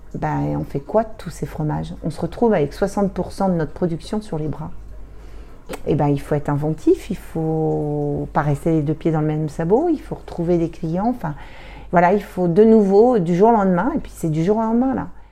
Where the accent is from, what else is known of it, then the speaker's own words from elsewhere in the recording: Normandy, France; moved away as an adult; also born or lived in Paris region; moi, je suis normande. On a quitté, j'ai quitté la Normandie pour, euh, accepter de venir en montagne